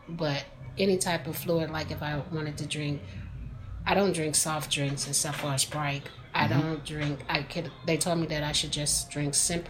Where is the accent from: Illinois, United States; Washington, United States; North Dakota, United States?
Illinois, United States; St. Anne; also born or lived in Chicago, Illinois; until I was 6 years old. Then I moved out to St. Ann, Illinois.